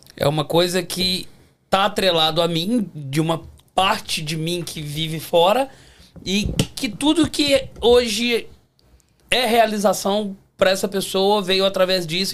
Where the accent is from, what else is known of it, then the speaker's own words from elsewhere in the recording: Belo Horizonte, Minas Gerais, Brazil; moved away as an adult; now in Toronto, Canada; sou de Belo Horizonte.